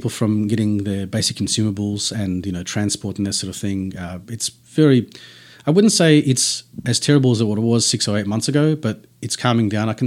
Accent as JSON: {"language": "English", "region": "Tasmania", "country": "Australia", "said": "it's like saying this guy's from New South and we're from Tassie."}